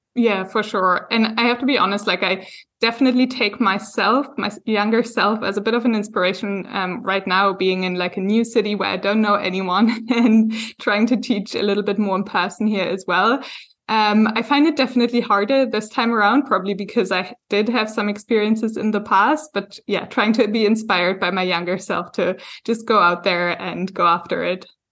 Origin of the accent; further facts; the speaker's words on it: Germany; moved away as an adult; now in Hamburg, Germany; I am German, but I only moved back, like, a year